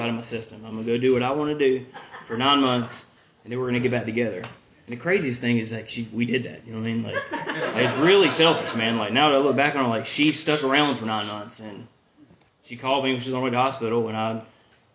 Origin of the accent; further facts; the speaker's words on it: the South, United States; also born or lived in Vermont / Angier, North Carolina; I was from the South